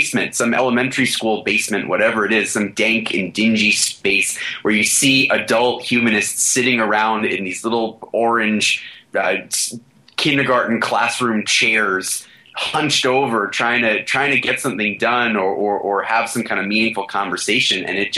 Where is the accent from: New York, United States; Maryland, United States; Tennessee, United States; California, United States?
New York, United States; Flushing; Well, I could tell the story of Flushing, Queens one more time, but I appreciate the fact that you'll let people look that up.